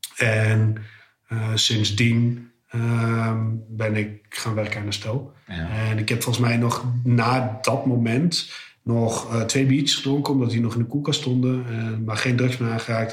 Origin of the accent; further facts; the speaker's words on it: Almelo, Overijssel, Netherlands; moved away as an adult; now in Almere, Netherlands; ik ben opgegroeid in Almelo, ruim 30 jaar gewoond